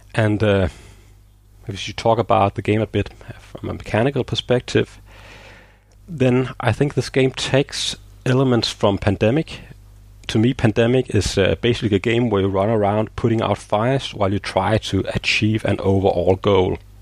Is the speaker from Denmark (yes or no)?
yes; Denmark; I'm living in Denmark